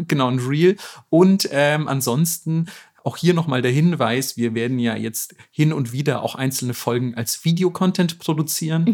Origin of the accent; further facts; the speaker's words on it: Southern Germany, Germany; ich komme immerhin aus Süddeutschland